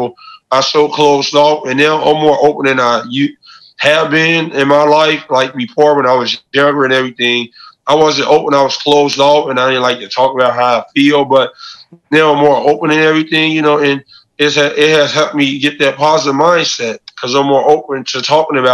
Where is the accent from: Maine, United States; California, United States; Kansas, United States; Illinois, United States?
Illinois, United States; Chicago; I'm from Chicago, so if I'm talking to Chicago people, I can do interviews in person.